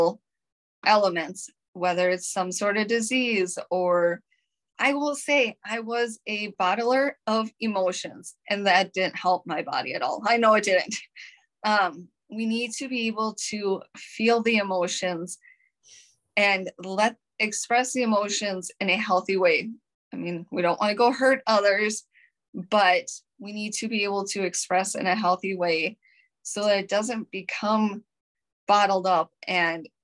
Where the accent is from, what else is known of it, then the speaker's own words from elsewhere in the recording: Minnesota, United States; accent: Minnesotan; I'm from Minnesota. Mm-hmm. And I've been told I've got the Minnesotan accent